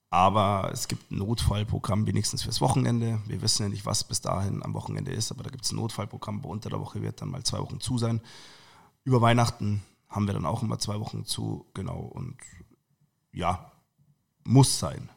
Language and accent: German; Munich, Bavaria, Germany; Ich bin gebürtiger Perlacher